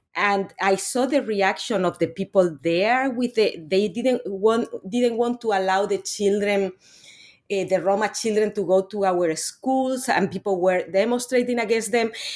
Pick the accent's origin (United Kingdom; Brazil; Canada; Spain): Spain; moved away; I'm actually originally from Spain. I'm not from Latin America